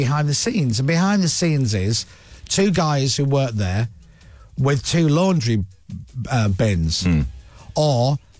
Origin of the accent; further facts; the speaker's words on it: United Kingdom; We're crazy British people.